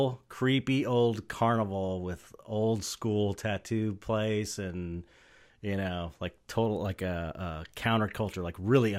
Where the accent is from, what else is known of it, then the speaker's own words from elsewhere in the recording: Los Angeles, California, United States; I grew up in San Pedro